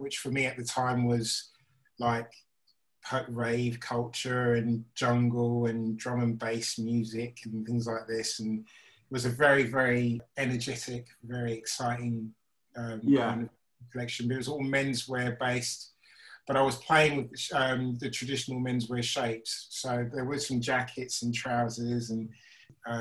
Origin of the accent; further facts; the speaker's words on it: St Albans, East of England, United Kingdom; moved away as an adult; also born or lived in Maidenhead, Berkshire / Chislehurst, Kent; now in London, United Kingdom; St Albans, which was my hometown